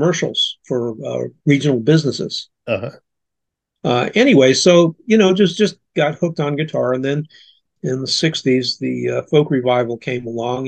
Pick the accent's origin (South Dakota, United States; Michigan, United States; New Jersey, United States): New Jersey, United States; Plainfield; also born or lived in California; now in Salisbury, United States; I'm from Plainfield, New Jersey, and I grew up in the 1950s